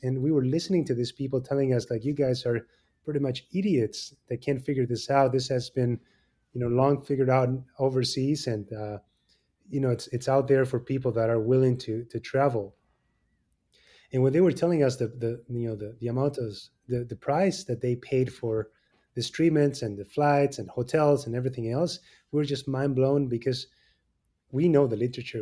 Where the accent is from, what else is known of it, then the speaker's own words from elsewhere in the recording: Argentina; moved away as an adult; now in Chicago, United States; I was born in Argentina and, um, you know, came and did three fellowships here in the States.